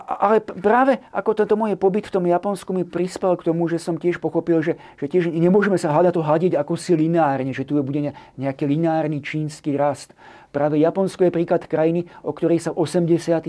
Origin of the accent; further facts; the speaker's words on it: Slovakia; sme ako Slováci